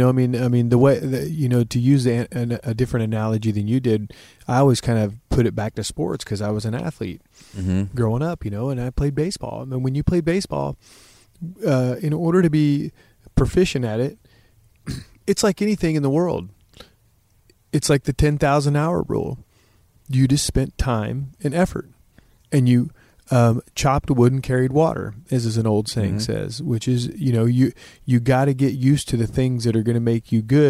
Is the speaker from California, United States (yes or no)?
no; Oklahoma City, Oklahoma, United States; moved away as an adult; also born or lived in Los Angeles; I'm from suburban Oklahoma City.